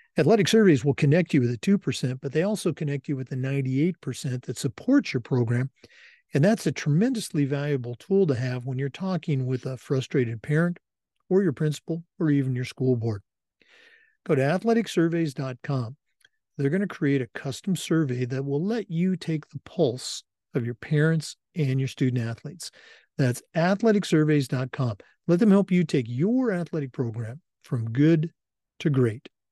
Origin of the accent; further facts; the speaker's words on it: Oregon, United States; I grew up in Oregon